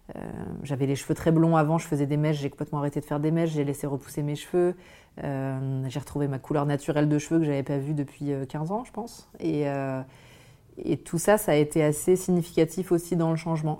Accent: Auvergne-Rhône-Alpes, France; moved away as an adult; also born or lived in Grenoble / Lille; j'ai grandi en Auvergne

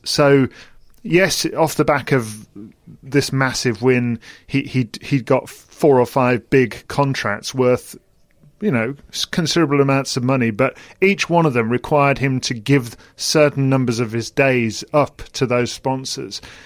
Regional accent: United Kingdom; as British people

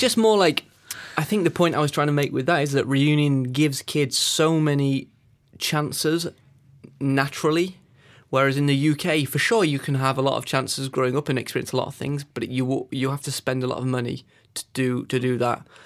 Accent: Peak District, East Midlands, United Kingdom; I grew up in the Peak District, which is one of the climbing meccas of of England.

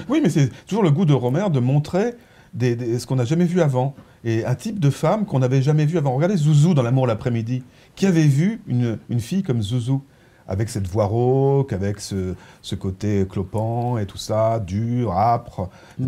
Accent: Provence-Alpes-Côte d'Azur, France; J'ai passé mon enfance en Provence

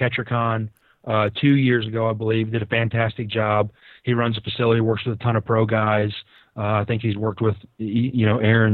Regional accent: Mississippi, United States; moved away; I go to Mississippi some, back to my hometown where I'm from originally

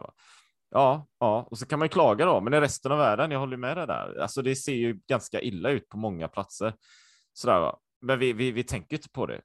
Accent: Sweden; also born or lived in Japan / Taiwan; jag var ju supersvensk. Jag har ju alltid varit i Sverige

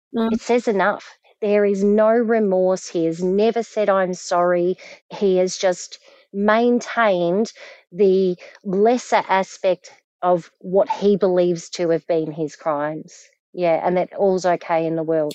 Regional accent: Frankston, Victoria, Australia; moved away as an adult; also born or lived in Melbourne / Queensland; now in Perth, Australia; I grew up in Frankston

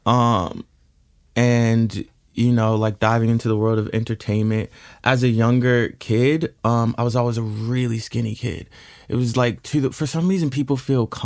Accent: Washington, District of Columbia, United States; also born or lived in Chicago / Los Angeles; now in New York, United States; I was born in Washington, D.C.

